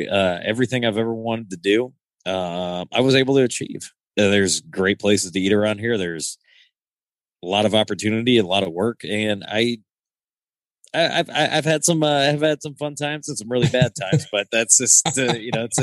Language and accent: English; Rock Island, Illinois, United States; Yeah, I uh born and raised Rock Island, Illinois.